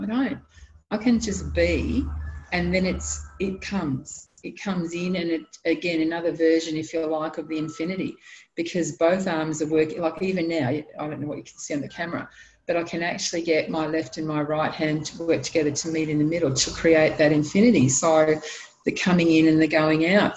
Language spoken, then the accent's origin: English; Sydney, New South Wales, Australia; moved away; I was born in Sydney, in New South Wales. I love Sydney, can't live there anymore